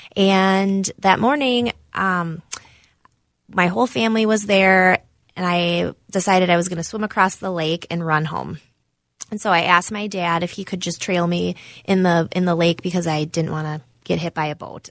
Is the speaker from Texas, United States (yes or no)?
no; Cambridge, Wisconsin, United States; moved away as an adult; now in Minnesota, United States; I'm from Cambridge, Wisconsin. It's a small town near Madison.